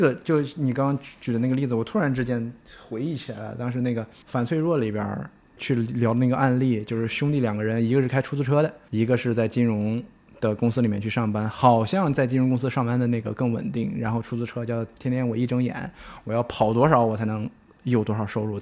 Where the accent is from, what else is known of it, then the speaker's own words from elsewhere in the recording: Shandong, China; 作为一个山东人啊